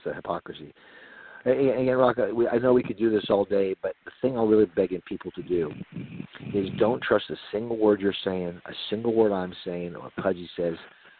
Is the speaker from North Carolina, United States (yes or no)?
yes; North Carolina, United States; we're from North Carolina